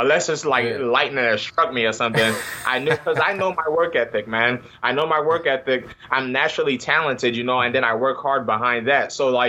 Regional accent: Prince George's County, Maryland, United States; Maryland. I'm from PG County.

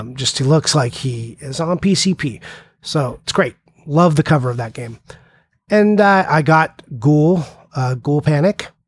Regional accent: California, United States; I'm from California

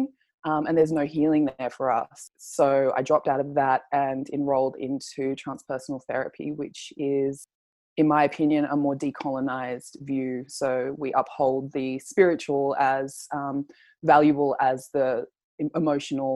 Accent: Sydney, New South Wales, Australia; I was born here in Australia, in Sydney

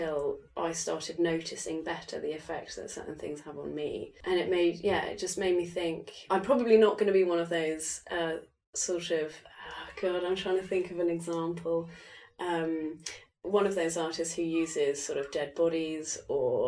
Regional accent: England, United Kingdom; moved away; I'm from England

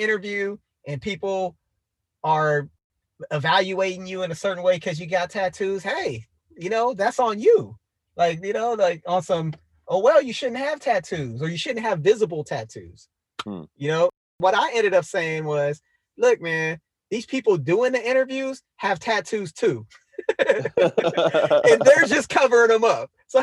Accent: San Diego, California, United States; I'm also from Southeast San Diego

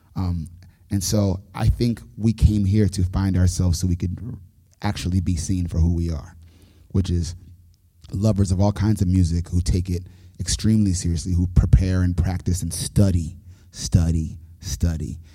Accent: New York City, New York, United States; moved away as an adult; now in Nashville, United States; born and raised in New York City

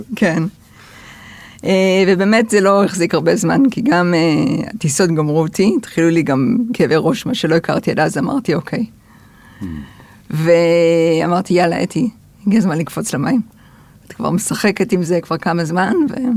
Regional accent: Haifa, Haifa District, Israel; also born or lived in United States; אני גדלתי בחיפה

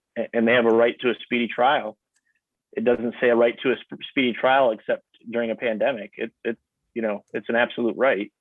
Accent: Newberry, Michigan, United States; also born or lived in Lansing, Michigan; I grew up in Newberry, which is the the, the seat of Luce County, uh, and that's where I currently live

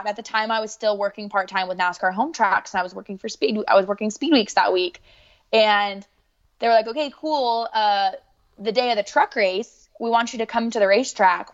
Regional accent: Southern Idaho, United States; moved away as an adult; now in Charlotte, United States; I'm from Southern Idaho.

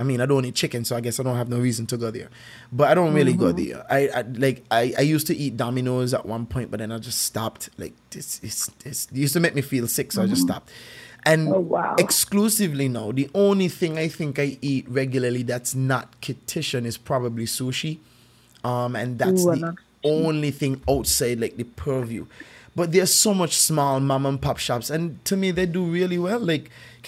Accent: St. Kitts & Nevis; I grew up here, so like I grew up in Saint Kitts

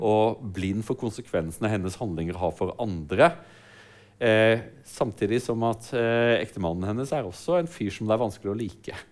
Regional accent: Sørlandet, Norway; Jeg vokste opp på Sørlandet

